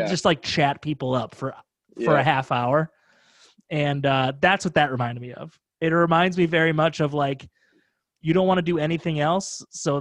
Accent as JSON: {"language": "English", "region": "Midwest", "country": "United States", "tie": "born or raised there", "said": "I grew up in the Midwest."}